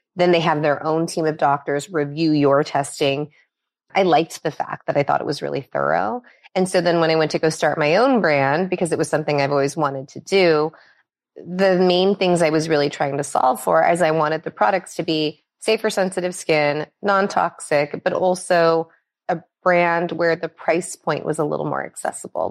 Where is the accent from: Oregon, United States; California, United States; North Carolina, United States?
California, United States; Los Angeles; also born or lived in Minnesota; I was born actually in Minnesota. Um, so not on the West Coast, um, but we, we came to California really early in my childhood, and I've been here since I was six. Um, and I've lived on the west side of L